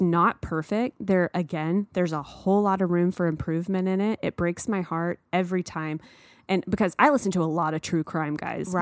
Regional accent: the South, United States; I grew up in the South, and there are many times in my childhood where I felt different

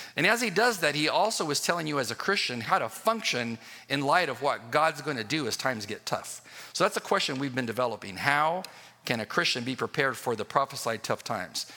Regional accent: United States; moved away; I grew up on the uh, border of Mexico

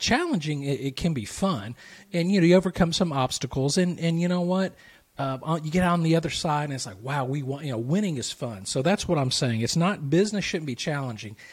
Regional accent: the South, United States; I'm from the South

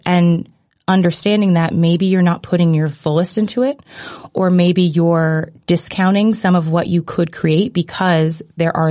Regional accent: United States; growing up in America

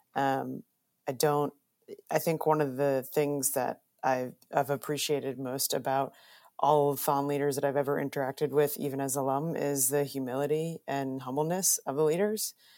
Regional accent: suburbs of New York, United States; I'm a New Yorker, grew up in the suburbs of New York

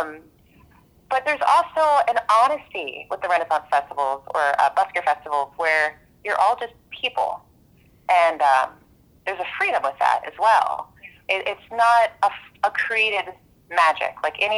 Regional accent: Houston, Texas, United States; I grew up in Houston, Texas, where there was nothing like

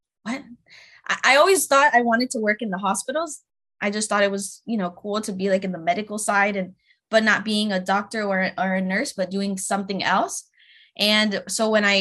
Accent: Tampa, Florida, United States; also born or lived in Connecticut; now in Miami, United States; I was raised in Tampa

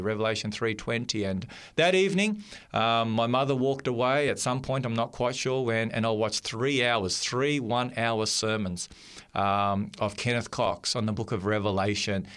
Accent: Melbourne, Victoria, Australia; I grew up in Melbourne, and Melbourne's a little bit cool in the winter time.

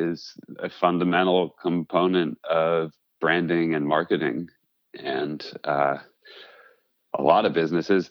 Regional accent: Livingston, New Jersey, United States; I was born in Livingston, New Jersey

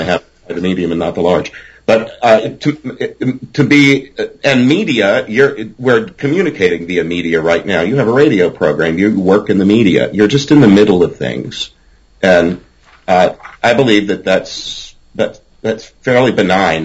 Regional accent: Groves, Texas, United States; accent: Southern drawl; I grew up in Groves, Texas, in Southeast Texas, and uh, I can put on a twang if I need

